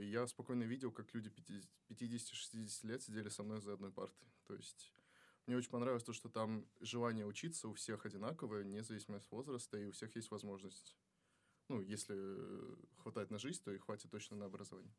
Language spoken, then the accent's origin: Russian; Kazakhstan; moved away as an adult; now in Russia; Я из Казахстана